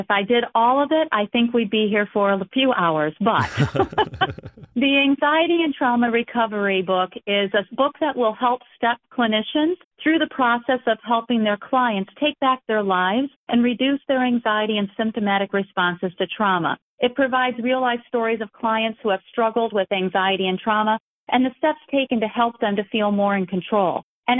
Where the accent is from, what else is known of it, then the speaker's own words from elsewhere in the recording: Sacramento, California, United States; I even had one or two small art shows locally here in my hometown, Sacramento.